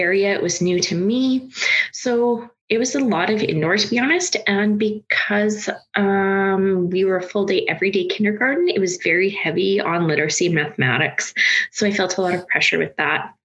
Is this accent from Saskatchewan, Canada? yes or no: yes; Saskatoon, Saskatchewan, Canada; I was born here in Saskatchewan and I grew up rurally outside of Saskatoon